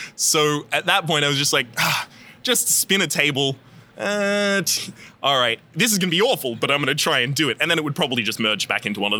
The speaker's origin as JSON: {"language": "English", "country": "Australia", "accent": "Australian", "said": "You can hear in a lot of the earlier episodes, my Australian accent is much more present"}